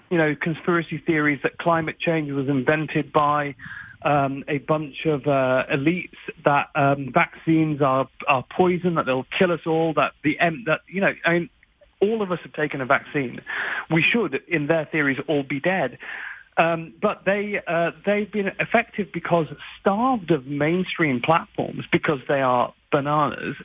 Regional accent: United Kingdom; I'm very British

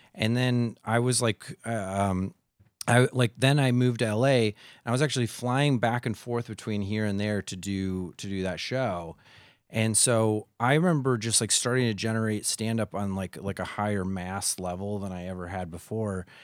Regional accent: Midwest, United States; moved away; I'm from the Midwest

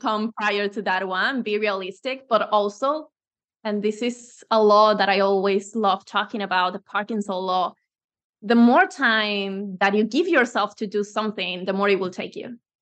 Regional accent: Venezuela; moved away as an adult; now in Spain; I'm originally from Venezuela, but I believe in, in Spain from, like, since ten years ago

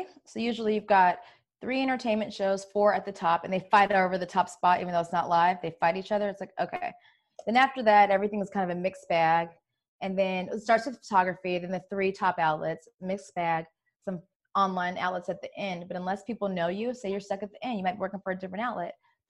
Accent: California, United States; now in New York, United States; It's a mix because I'm from California. So naturally I want to be in flip-flops and sweats, but then I'm a New York girl.

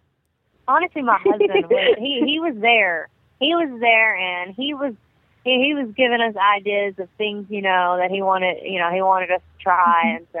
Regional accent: Texas, United States; now in Shreveport, United States; I'm from originally from Texas, but I live in Fernandina, Shreveport, Bossier, Louisiana.

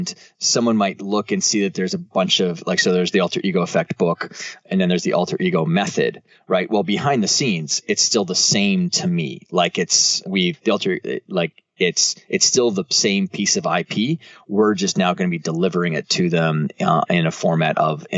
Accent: Canada; I'm from Canada

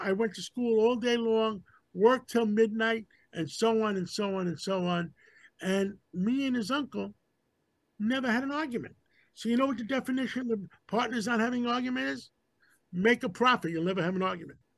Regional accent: New York City, New York, United States; my father brought me to America. I was six months old after World War II. we grew up in Harlem.

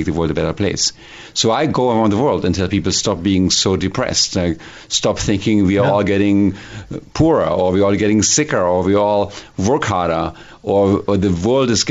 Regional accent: Hildesheim, Lower Saxony, Germany; English is a second language; moved away as an adult; now in Silicon Valley, United States; Born and raised in Germany, 1967

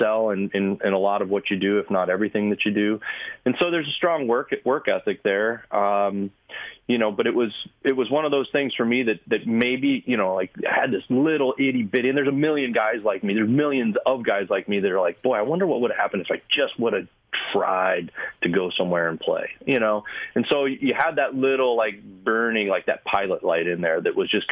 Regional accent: St. Louis, Missouri, United States; I'm actually from St. Louis. I was born and raised here

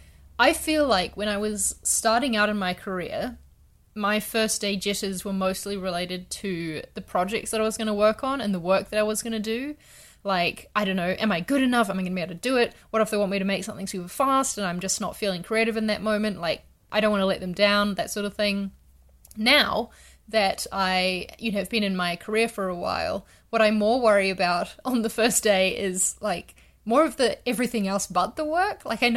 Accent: Wellington, New Zealand; also born or lived in London; I'm in Wellington at the moment, which was my hometown for like 7 years before I moved to London.

